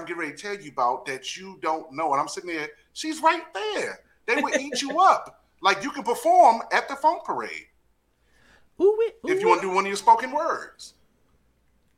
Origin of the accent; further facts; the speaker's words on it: Washington, District of Columbia, United States; I grew up on Capitol Hill, I currently live